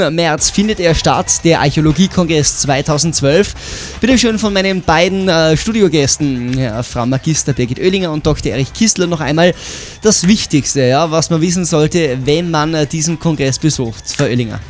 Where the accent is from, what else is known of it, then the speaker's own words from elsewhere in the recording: Tyrol, Austria; bei uns in Tirol